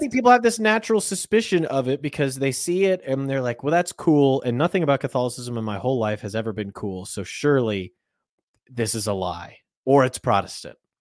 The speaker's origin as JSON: {"language": "English", "country": "United States", "said": "we're Americans"}